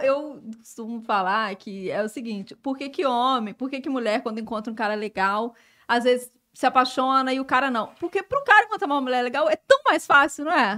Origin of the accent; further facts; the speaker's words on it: Belo Horizonte, Minas Gerais, Brazil; moved away as an adult; now in Rio de Janeiro, Brazil; eu sou de BH, né? Eu sou mineira.